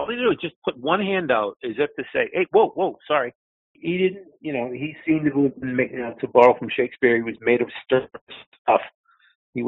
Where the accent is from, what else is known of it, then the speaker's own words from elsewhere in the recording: Cambridge, Massachusetts, United States; I was born and raised in Cambridge. So I mean, I'm a Boston guy.